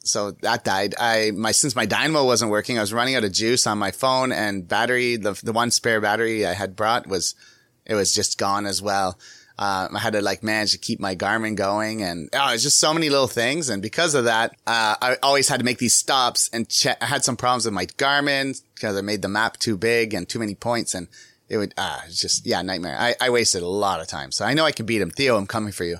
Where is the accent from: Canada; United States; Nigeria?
Canada; I'm from Canada